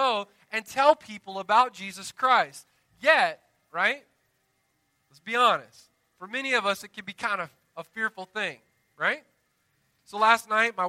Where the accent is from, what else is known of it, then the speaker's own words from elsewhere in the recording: the South, United States; I'm from the South